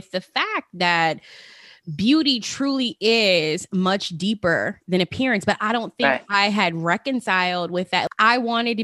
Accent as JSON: {"language": "English", "town": "Las Vegas", "region": "Nevada", "country": "United States", "tie": "born or raised there", "said": "growing up in Las Vegas"}